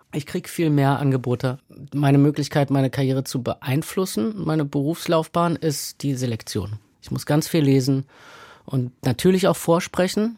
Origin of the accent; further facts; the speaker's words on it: Berlin, Germany; Ich bin aufgewachsen in der Nähe des Rosenthaler Platzes in Berlin Mitte.